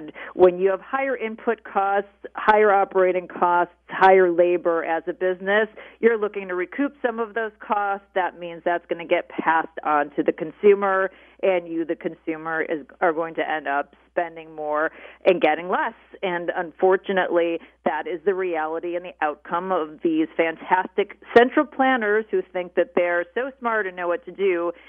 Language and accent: English; Chicago, Illinois, United States; also born or lived in Pennsylvania / California; I grew up on the North Shore of Chicago after living in Pennsylvania and California, back here again.